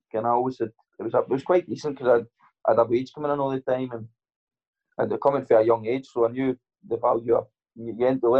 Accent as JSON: {"language": "English", "town": "Kincaidston", "region": "Scotland", "country": "United Kingdom", "tie": "born or raised there", "said": "Um, I grew up. I grew up in Kincaidston. Um, been been there all my life."}